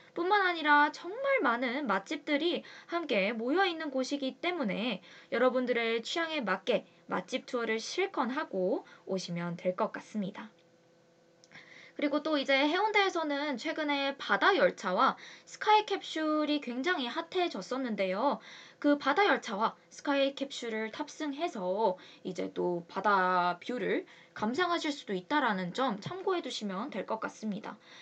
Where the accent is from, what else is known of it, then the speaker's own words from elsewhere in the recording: Busan, South Korea; moved away; 제가 부산 여자이고